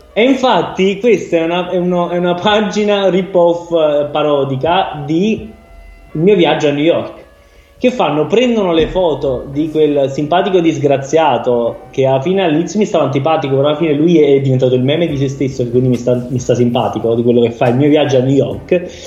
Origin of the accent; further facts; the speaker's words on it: Naples, Campania, Italy; Io sono della rinomata zona dei Camandoli.